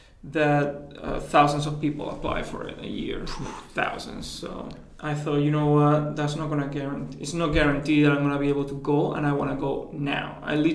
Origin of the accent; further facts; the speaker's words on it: Valencia, Valencian Community, Spain; English is a second language; moved away as an adult; also born or lived in Australia / Edinburgh; So basically, I was born here in Valencia, in Spain. I lived here pretty much my whole life.